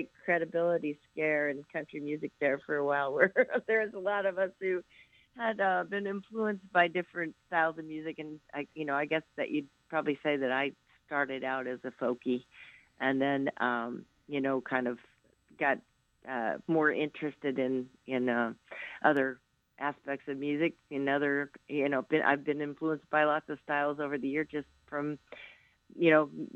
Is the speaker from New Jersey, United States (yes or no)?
no; a little town outside of Moline, Illinois, United States; moved away; I grew up in a little cornfield town outside of Moline, Illinois